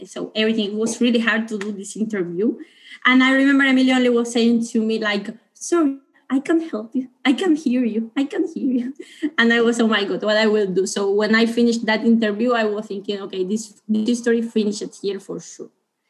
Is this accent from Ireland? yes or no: no; Cuba; English is a second language; now in Italy; So yes, I'm coming from Cuba. I was in Italy, so my project was in Italy.